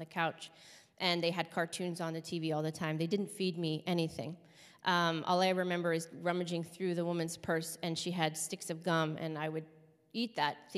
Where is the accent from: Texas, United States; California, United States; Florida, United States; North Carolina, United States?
California, United States; Los Angeles; also born or lived in Hawthorne, California / Torrance, California; I was born in 1981 in Los Angeles, California